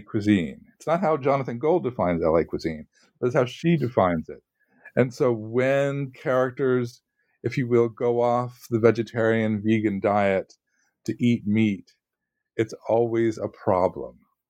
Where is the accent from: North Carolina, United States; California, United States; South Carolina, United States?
California, United States; because I'm from California and went to school in Southern California, it's very nostalgic.